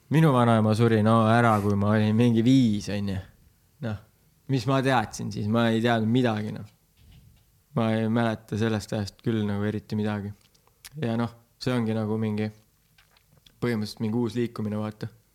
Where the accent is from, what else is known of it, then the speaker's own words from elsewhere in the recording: Tartu, Tartu County, Estonia; Tartus Anne linnas sündisin